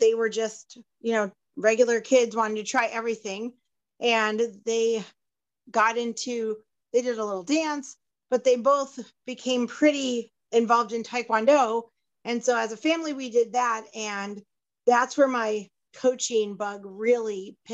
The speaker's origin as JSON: {"language": "English", "town": "Midland", "country": "United States", "tie": "born or raised there", "also_born_or_lived": "New York", "said": "we happened to live in my hometown"}